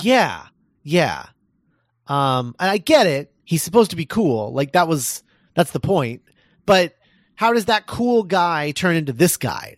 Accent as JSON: {"language": "English", "town": "Columbus", "region": "Indiana", "country": "United States", "tie": "born or raised there", "said": "my hometown of Columbus, Indiana"}